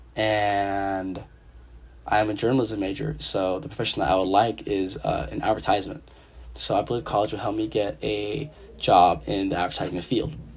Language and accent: English; San Jose, California, United States; moved away as an adult; now in Eugene, United States; originally, I'm from San Jose, California. Uh, you know, the big 408